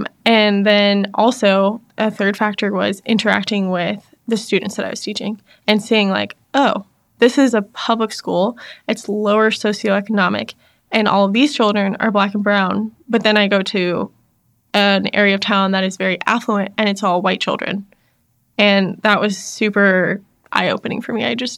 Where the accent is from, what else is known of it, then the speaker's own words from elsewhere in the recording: Fayetteville, North Carolina, United States; now in Charlotte, United States; So, I grew up in Fayetteville, North Carolina, which is about 2 hours from where I currently live in Charlotte.